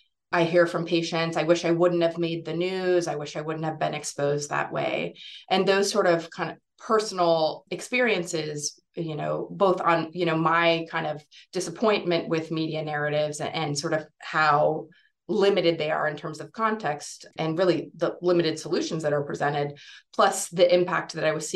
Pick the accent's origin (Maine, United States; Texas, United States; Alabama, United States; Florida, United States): Texas, United States; Houston; born or raised there